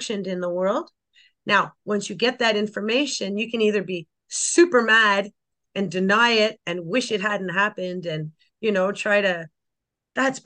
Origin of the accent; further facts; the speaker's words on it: Canada; I had a different kind of growing up in Canada than you might imagine